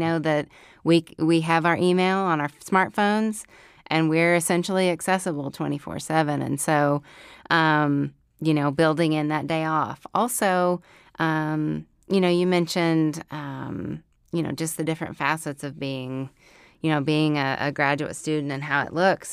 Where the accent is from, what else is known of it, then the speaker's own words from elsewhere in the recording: Oklahoma, United States; moved away as an adult; now in Fayetteville, United States; growing up in Oklahoma. So then life brought me here to Fayetteville, Arkansas.